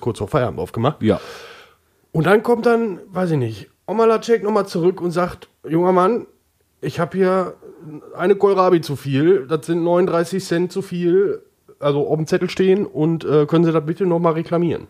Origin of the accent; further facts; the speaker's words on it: Oberhausen, North Rhine-Westphalia, Germany; Ich komme ja aus Oberhausen